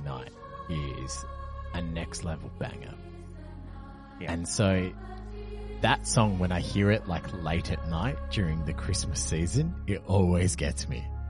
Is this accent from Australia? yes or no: yes; Perth, Western Australia, Australia; moved away; I came from Perth, which is basically just an overglorified country town